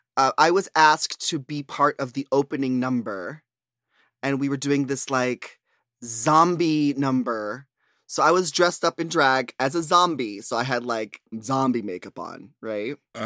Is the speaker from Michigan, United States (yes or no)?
no; Bronx, New York, United States; Because I'm from the Bronx. I'm from the boogie down Bronx.